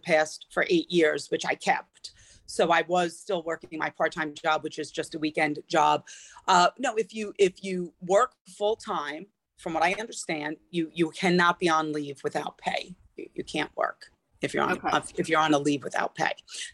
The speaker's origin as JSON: {"language": "English", "region": "Connecticut", "country": "United States", "said": "So I did find another teaching job and I worked in Connecticut, which is where I'm from."}